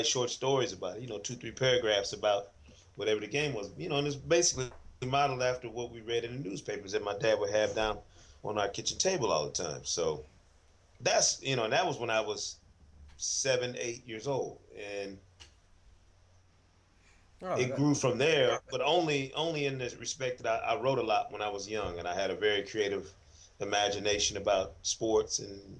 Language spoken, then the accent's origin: English; Grand Rapids, Michigan, United States; moved away as an adult; also born or lived in Jackson, Mississippi / Indianapolis / Cleveland / Poughkeepsie, New York; now in Atlanta, United States; proud to be born and raised in Grand Rapids, Michigan.